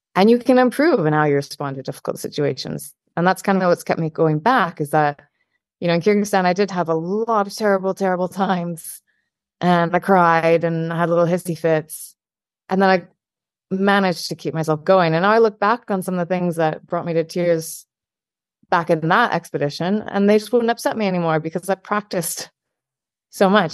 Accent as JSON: {"language": "English", "region": "Scotland", "country": "United Kingdom", "said": "I'm Scottish"}